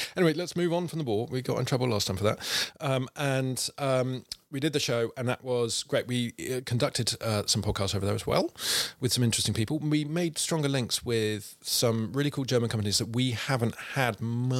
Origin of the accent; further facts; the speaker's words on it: United Kingdom; So I just sort of said, no, I'm British